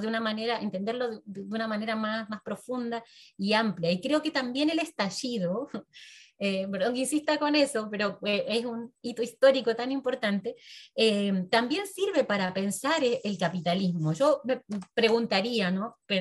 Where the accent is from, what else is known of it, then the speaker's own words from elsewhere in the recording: Argentina; mi pueblo de origen, que es un pueblo pequeño, una zona rural de la Argentina